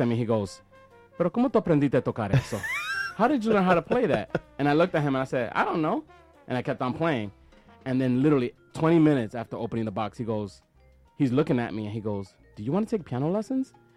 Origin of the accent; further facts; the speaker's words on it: New York City, New York, United States; born and raised in Washington Heights